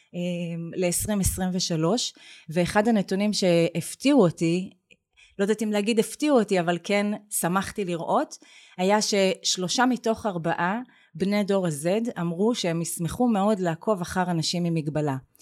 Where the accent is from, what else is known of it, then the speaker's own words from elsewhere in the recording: Beersheba, Southern District, Israel; moved away; אני גדלתי בבאר שבע בשנים שהיא עוד נחשבה פריפריה